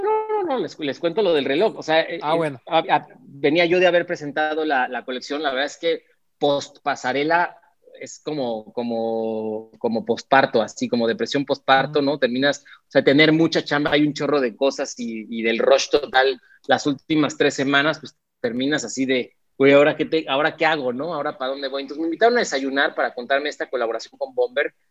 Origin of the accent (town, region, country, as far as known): Mexico